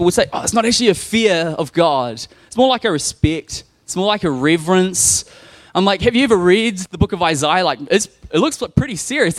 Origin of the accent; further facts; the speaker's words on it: Nelson, New Zealand; I grew up in a Christian home. We went to the Baptist church. I'm in from Nelson